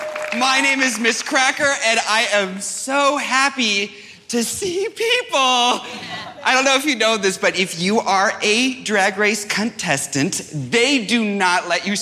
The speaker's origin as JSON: {"language": "English", "region": "New York", "country": "United States", "said": "I am a New Yorker, but like."}